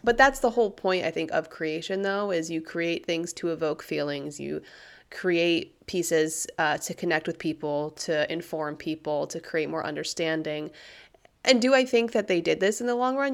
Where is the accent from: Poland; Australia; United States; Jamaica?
United States